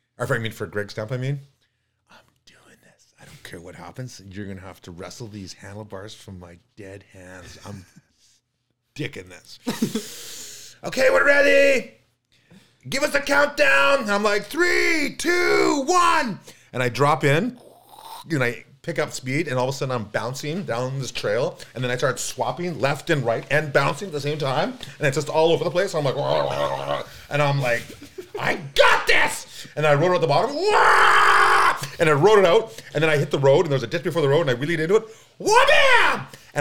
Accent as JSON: {"language": "English", "town": "Kamloops", "region": "British Columbia", "country": "Canada", "tie": "born or raised there", "lives_now": "North Vancouver, Canada", "said": "Okay, my family's here in North Vancouver. I love it. I was raised in Kamloops. I've known Kamloops really well. I love riding Kamloops."}